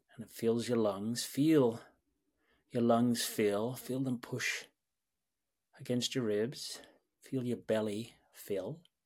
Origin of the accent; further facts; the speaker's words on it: Sydney, New South Wales, Australia; moved away as an adult; also born or lived in London / New York; born and raised in Sydney, Australia